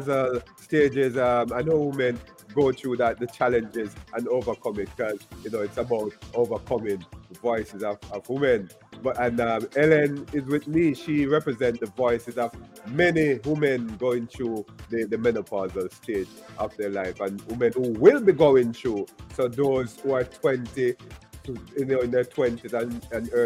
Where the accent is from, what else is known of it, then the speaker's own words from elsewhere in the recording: Jamaica; I grew up in Jamaica